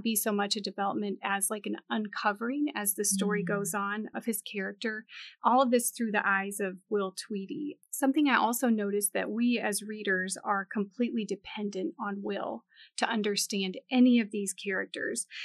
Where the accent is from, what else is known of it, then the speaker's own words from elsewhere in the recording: Montana, United States; now in Southern US; I was not raised a Southern girl. So I was born in Montana.